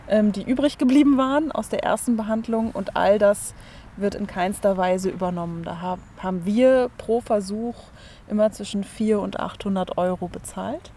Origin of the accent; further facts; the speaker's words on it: Germany; bei uns in Deutschland